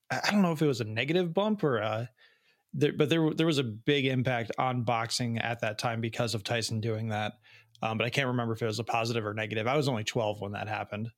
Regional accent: Chicago, Illinois, United States; I grew up in the Chicagoland area in the 90s

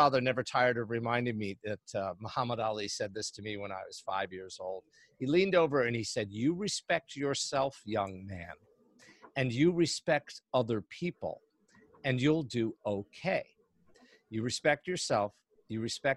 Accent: New York, United States; moved away; also born or lived in London, United Kingdom; I was raised just outside of New York City and lived there for many years.

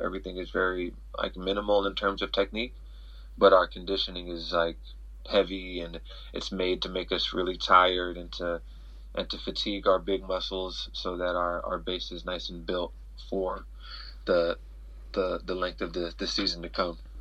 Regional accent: near Mt. SAC, California, United States; 30 minutes from my hometown, so it's like a home meet for me

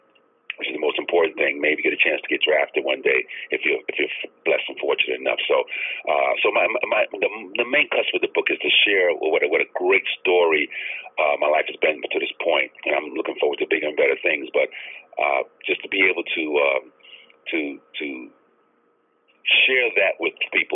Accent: New York City, New York, United States; I grew up in Brownsville, Brooklyn, the mean streets of Brownsville, New York, a very, very tough area

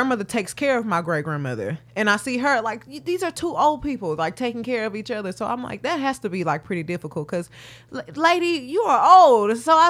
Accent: Houston, Texas, United States; I'm from Houston, Texas.

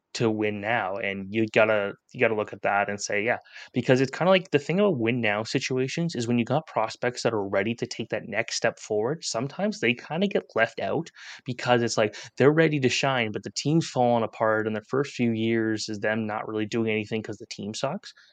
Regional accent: Canada; as a Canadian

